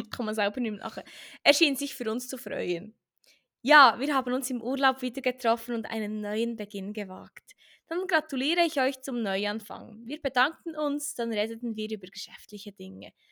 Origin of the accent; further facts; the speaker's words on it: Bern, Switzerland; Ja, ich bin in Bern aufgewachsen. Den Akzent bringe ich nicht ganz heraus. Das ist mir auch nicht so wichtig. Ich liebe meine Heimat.